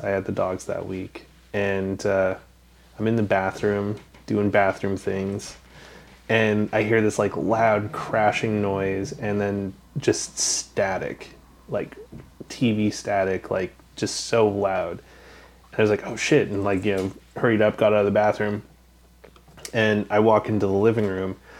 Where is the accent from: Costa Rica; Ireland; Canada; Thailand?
Canada; Western Canada; I grew up in Canada, never really left it much. Western Canada